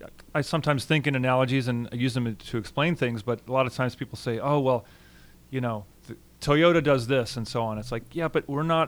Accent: Albuquerque, New Mexico, United States; also born or lived in Tucson, Arizona; made in Albuquerque, New Mexico. Hey, that's my hometown.

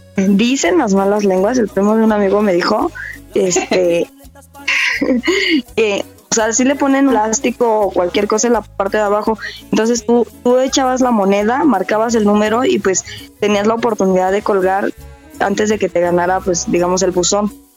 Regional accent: Morelos, Mexico; Yo nací en Morelos

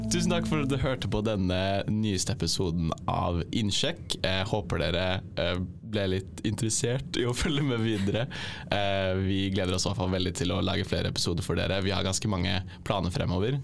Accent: Drangedal, Telemark, Norway; moved away; så kommer jeg fra Drangedal, som er en sånn liten, liten drittbygd i Telemark.

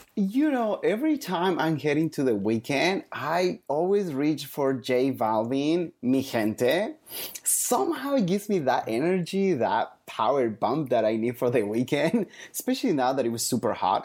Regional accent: Bolivia; moved away; I grew up in Latin America, in Bolivia

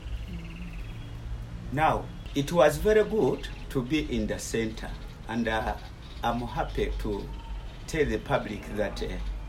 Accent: Luwero district, Central Region, Uganda; I was born 1952 in the Luwero district

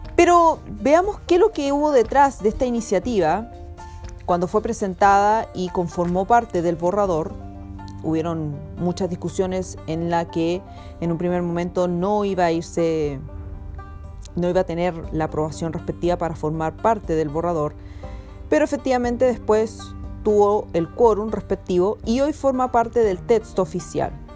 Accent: Chile

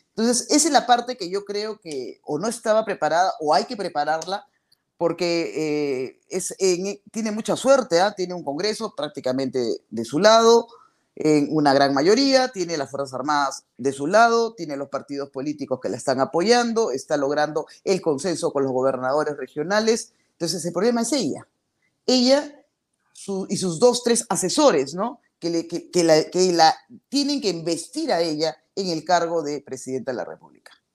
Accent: Peru; mi país

